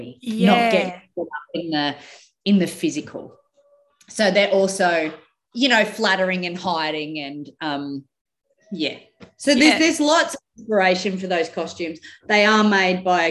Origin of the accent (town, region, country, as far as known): Winton, Queensland, Australia